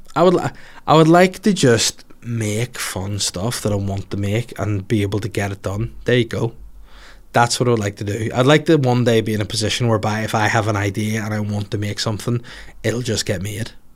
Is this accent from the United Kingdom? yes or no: yes; Bangor, Northern Ireland, United Kingdom; in War Park in Bangor, my hometown